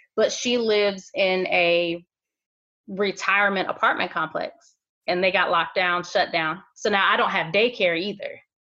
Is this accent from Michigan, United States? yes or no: no; Ohio, United States; now in Wilmington area, North Carolina, United States; I'm originally from Ohio